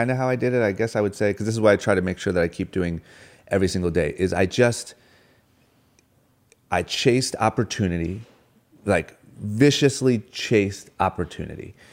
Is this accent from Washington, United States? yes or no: yes; Tacoma, Washington, United States; moved away; mansion is uh, is the polar opposite of where I grew up. Same with Tacoma, Washington.